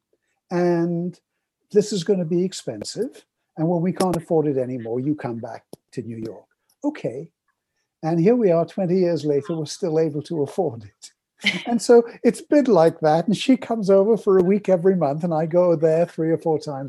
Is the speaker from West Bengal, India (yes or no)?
yes; Kolkata, West Bengal, India; now in Canada; I was born in Calcutta, India, from a Middle Eastern family that had come from Baghdad, Aleppo, places like